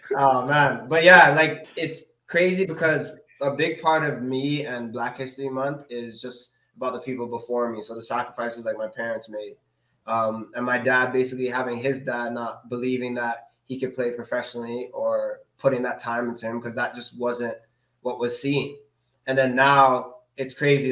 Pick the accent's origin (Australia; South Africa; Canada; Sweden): Canada; also born or lived in Denmark; like I'm black mm. from Canada